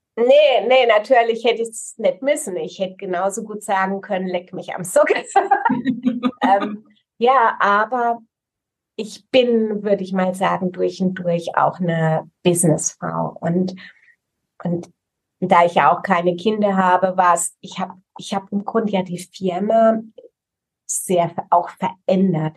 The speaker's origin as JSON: {"language": "German", "region": "Rhineland-Palatinate", "country": "Germany", "said": "Ich bekenne mich als Pfälzerin"}